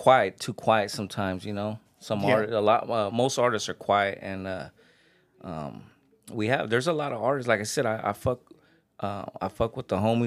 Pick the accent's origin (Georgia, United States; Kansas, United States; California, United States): California, United States; Niland; moved away as an adult; now in Riverside, United States; I grew up in Imperial Valley. Made my home Riverside in my later years.